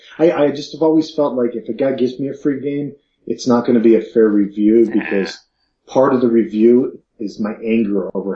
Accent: New Jersey, United States; moved away; I grew up in New Jersey

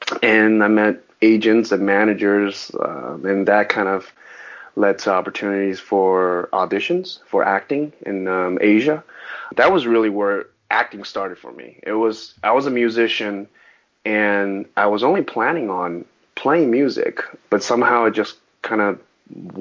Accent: Orange County, California, United States; first language Mandarin; English is a second language; also born or lived in New York / Taiwan; now in Los Angeles, United States; I grew up in Orange County, so I didn't speak English at a young age. I spoke Mandarin as my first language

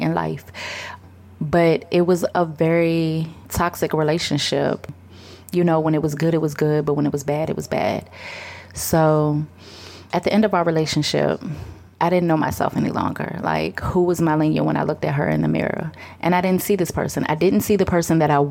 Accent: Richmond, United States; also born or lived in Boston, Massachusetts; I was born in Boston, but I have been in Richmond since I was about five

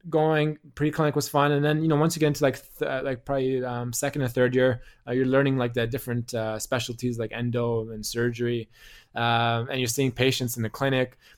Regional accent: Canada; He's like, "Oh, your accent. Like, where are you from?" I'm like, "Oh, I'm from Canada."

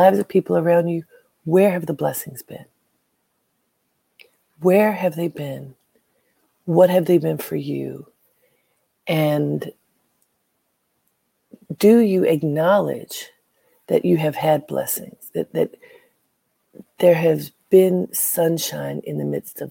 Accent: Baltimore, Maryland, United States; moved away as an adult; now in New York, United States; Some of you know that I am from Baltimore, proudly from Baltimore. Half of my family is still there.

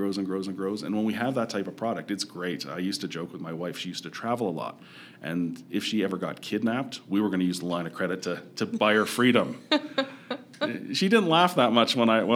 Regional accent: Toronto, Ontario, Canada; now in Calgary, Canada; I'm from Toronto originally

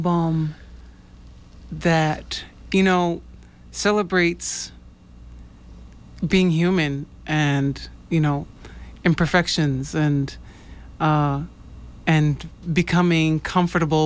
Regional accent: New York, United States; now in Boston, United States; I am a Boston-based jazz folk artist. I'm originally from New York.

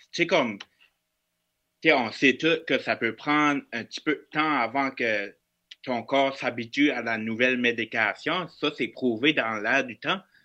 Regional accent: Bathurst, New Brunswick, Canada; je viens du nord du Nouveau-Brunswick, dans une ville qui s'appelle Batters.

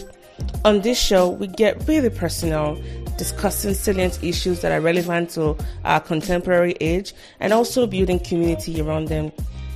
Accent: Nigeria; now in United States; growing up in Nigeria, and I was Nigerian

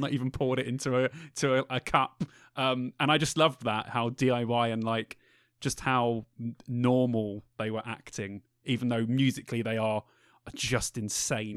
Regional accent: London, United Kingdom; we're all from London.

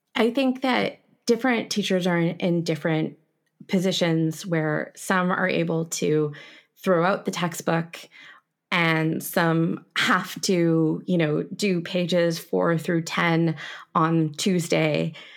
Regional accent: Canada; I am a Canadian teaching you French

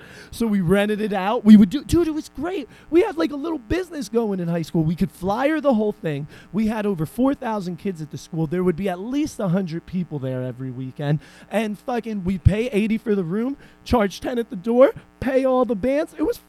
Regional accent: Irvington, United States; I grew up in Irvington.

